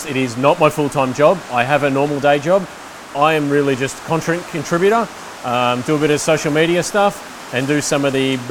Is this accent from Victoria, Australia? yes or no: yes; Melbourne, Victoria, Australia; We grew up in Melbourne. We film in Melbourne